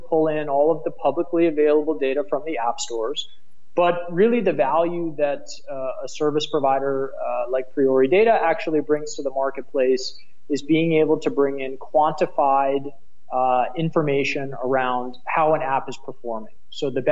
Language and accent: English; United States; accent: American; moved away as an adult; now in Berlin, Germany; my American accent